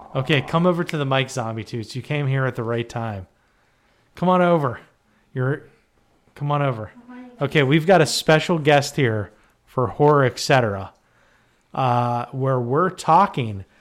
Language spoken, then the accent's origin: English; Western Pennsylvania, United States; we're Pennsylvanians and those are Western. We're from Western P